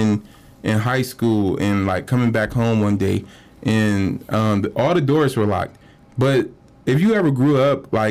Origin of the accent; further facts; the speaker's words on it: Cleveland, Ohio, United States; I'm from Cleveland